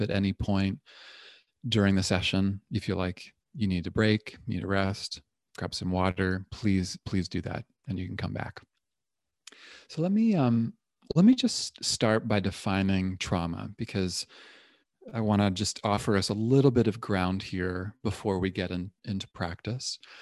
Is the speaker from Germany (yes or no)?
no; Toronto, Ontario, Canada; now in Berkeley, United States; I'm originally from Toronto